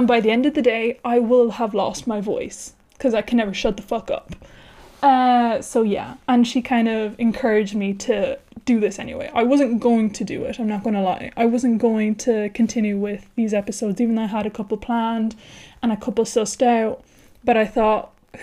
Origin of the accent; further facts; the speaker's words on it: Ireland; accent: Irish; moved away as an adult; now in Spain; I am Irish, thus my weird accent